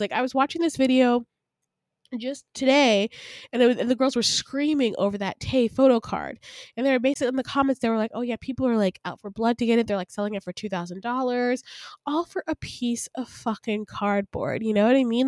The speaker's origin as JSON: {"language": "English", "town": "Decatur", "region": "Georgia", "country": "United States", "tie": "born or raised there", "also_born_or_lived": "Atlanta, Georgia / Grayson, Georgia", "said": "I was born in Atlanta, Georgia, raised in Decatur, Georgia, and then my parents moved me to the suburbs in Grayson, Georgia"}